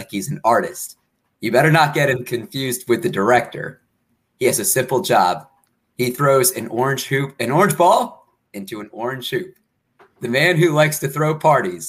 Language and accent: English; Maryland, United States; we're both from Maryland